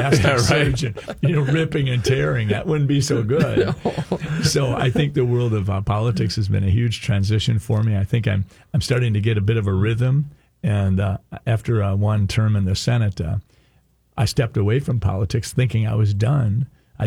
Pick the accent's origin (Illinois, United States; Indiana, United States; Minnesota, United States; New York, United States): Minnesota, United States; Sleepy Eye; I'm a kid from Sleepy Eye, Minnesota, in the southern part of the state.